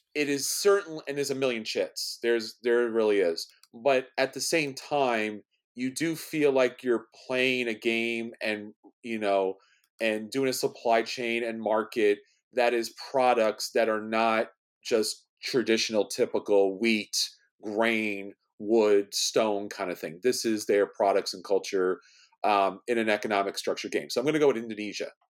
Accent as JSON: {"language": "English", "town": "New York City", "region": "New York", "country": "United States", "said": "I'm from New York City"}